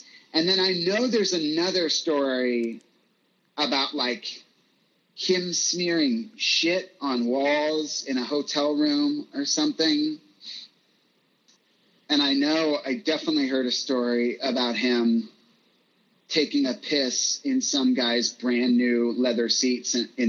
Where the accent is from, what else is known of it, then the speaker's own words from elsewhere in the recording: Virginia, United States; now in Los Angeles, United States; Like, I moved to LA from Virginia, and it was like within a year